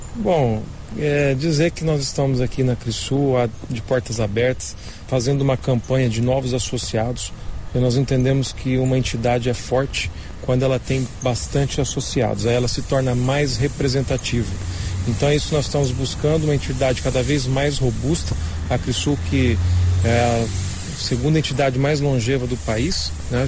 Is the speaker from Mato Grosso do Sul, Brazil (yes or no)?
yes; Campo Grande, Mato Grosso do Sul, Brazil; also born or lived in São Paulo; Eu nasci em São Paulo, em 1978, e vim aos três anos de idade para Campo Grande e aqui fiquei.